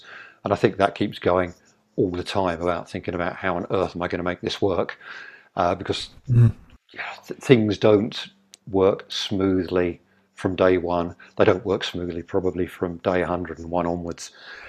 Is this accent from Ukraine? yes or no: no; England, United Kingdom; now in Vancouver, Canada; Okay, I'm a Brit. So let's try and do something with other expats that are here.